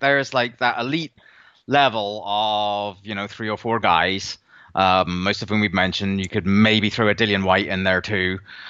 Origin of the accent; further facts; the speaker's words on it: Little Rock, Arkansas, United States; I'm actually from Little Rock. People don't realize that.